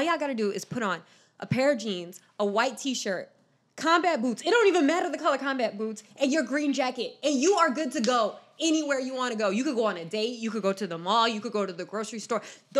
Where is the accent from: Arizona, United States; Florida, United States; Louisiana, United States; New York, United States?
Florida, United States; moved away; also born or lived in Washington, D.C.; Because I grew up in Florida.